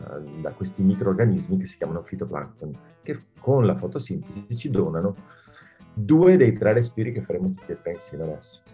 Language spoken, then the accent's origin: Italian; Bassano del Grappa, Veneto, Italy; sono nato a, vicino a Bassano del Grappa